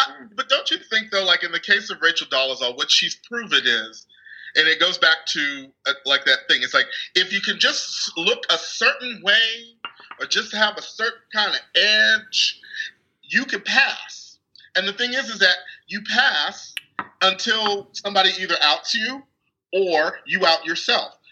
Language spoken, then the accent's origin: English; Texas, United States; growing up in this country, especially because I grew up in Texas